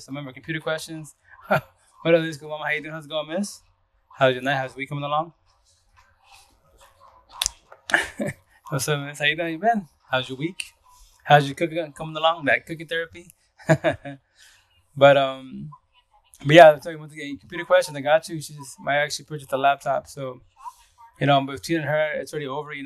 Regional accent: Yakima Valley, eastern Washington, United States; also born or lived in Seattle, Washington; I'm from East of Washington, Yakima Valley, which is 3 hours east from Seattle itself. But I was born and raised here

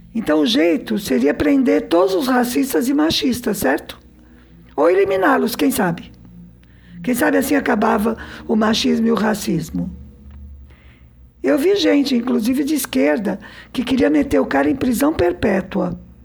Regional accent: Southeastern Brazil, Brazil; Como boa brasileira sudestina, né, que eu sou

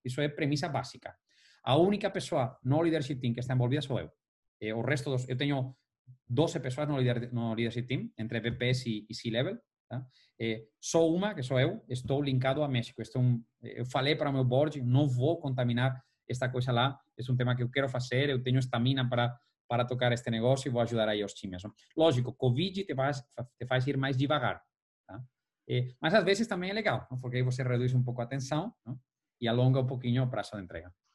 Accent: Valencia, Valencian Community, Spain; now in São Paulo, Brazil; eu sou de Valência

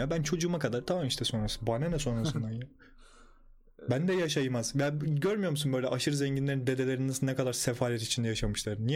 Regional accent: Istanbul, Turkey; benim de memleketim yok. Yani burası.

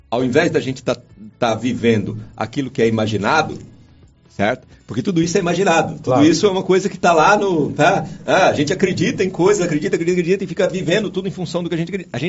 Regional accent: Minas Gerais, Brazil; primeiro que eu sou mineiro

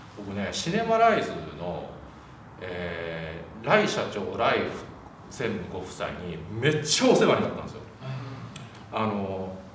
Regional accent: Wakayama, Japan; でも僕和歌山出身なんですよ

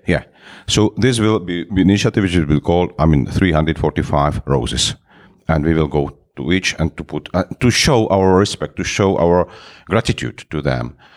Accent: Moravia, Czechia; English is a second language; moved away as an adult; now in Prague, Czech Republic; I'm from the Moravia. It's another part from Prague.

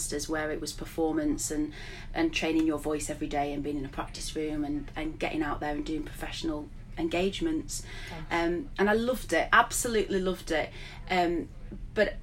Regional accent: Blackburn, North West England, United Kingdom; moved away as an adult; also born or lived in Sheffield / Glasgow / Yorkshire; I'd moved back to Blackburn, my hometown, having spent years in Sheffield and Glasgow and Yorkshire

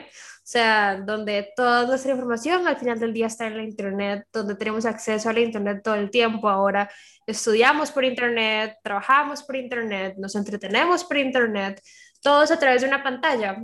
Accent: Costa Rica; aquí en Costa Rica

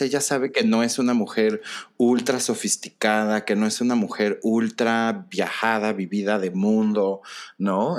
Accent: Mexico; nosotros como mexicanos

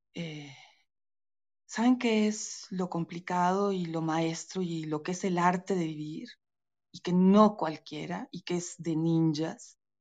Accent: Veracruz, Mexico; soy veracruzana, soy de, mi familia es de Veracruz

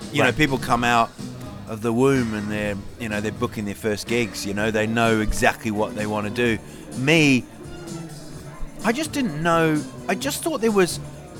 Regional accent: New Zealand; moved away as an adult; also born or lived in England; I was born in England. Yep. Grew up in New Zealand.

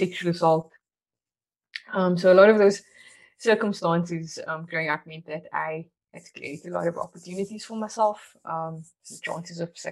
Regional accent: Cape Town, Western Cape, South Africa; I grew up in Athlone, Cape Town

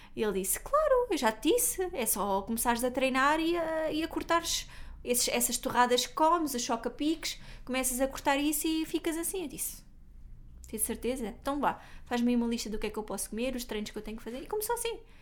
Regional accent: Algarve, Portugal; eu é sou algarvia

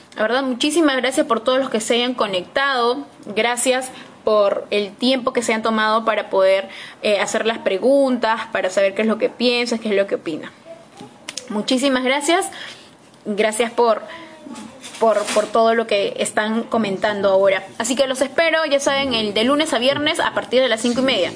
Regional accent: Peru; somos los peruanos

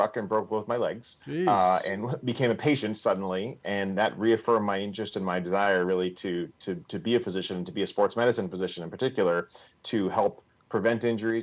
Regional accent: Vermont, United States; moved away; I'm originally from Vermont. I grew up there, went to a small undergraduate school up there.

